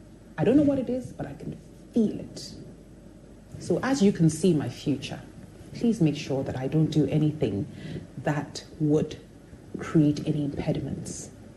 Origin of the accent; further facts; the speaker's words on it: Jerusalem, Jerusalem District, Israel; born there; I was born in Jerusalem.